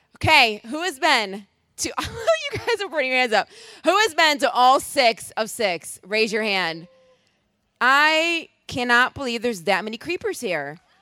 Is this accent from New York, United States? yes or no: yes; Rochester, New York, United States; moved away; also born or lived in Boston; I'm originally from Rochester, New York